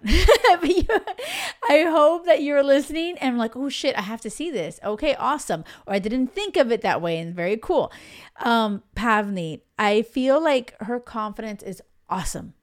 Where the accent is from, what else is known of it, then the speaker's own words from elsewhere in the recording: Miami, Florida, United States; moved away as an adult; now in Europe; I grew up in the States, in Miami